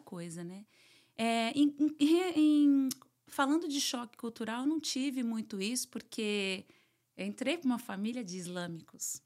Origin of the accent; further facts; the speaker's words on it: São Paulo, Brazil; moved away as an adult; also born or lived in Argentina / United Arab Emirates; now in Miami, United States; Meus pais são da Paraíba, né? São uhum. nordestinos. Então, sou, criei, fui criada em São Paulo